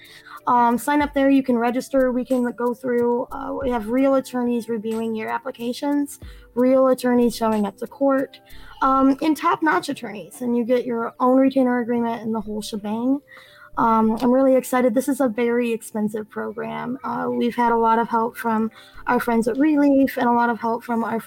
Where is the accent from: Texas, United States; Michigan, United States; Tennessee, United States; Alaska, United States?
Michigan, United States; Benton Harbor; I'm from Southwest Michigan, Benton Harbor area